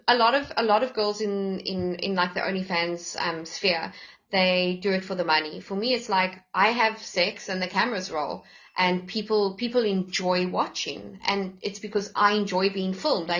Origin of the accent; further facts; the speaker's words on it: Johannesburg, Gauteng, South Africa; moved away; I'm originally a Joburg girl, and having lived the Joburg life